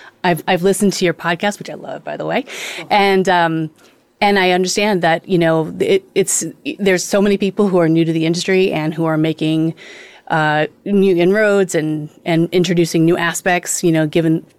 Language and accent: English; Los Angeles, California, United States; I'm here on From the Blockchain. I'm an LA native